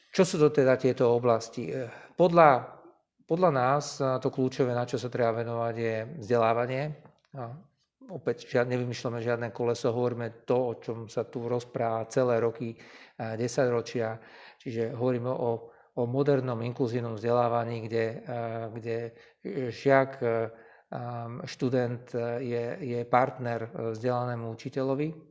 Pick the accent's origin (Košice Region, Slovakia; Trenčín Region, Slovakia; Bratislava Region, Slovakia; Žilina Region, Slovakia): Košice Region, Slovakia; Košice; Ja sám som Košičan, ktorý vyrastal proste v stredne veľkom meste